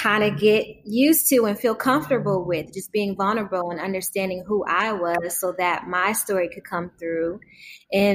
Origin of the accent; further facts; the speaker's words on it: Detroit, Michigan, United States; my hometown, Detroit